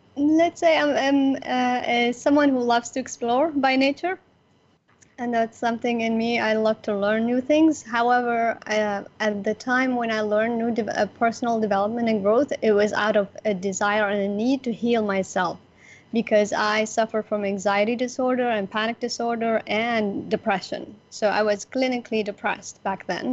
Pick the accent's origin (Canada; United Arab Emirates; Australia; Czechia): United Arab Emirates; Abu Dhabi; I am from Abu Dhabi, United Arab Emirates, the UAE, where Dubai is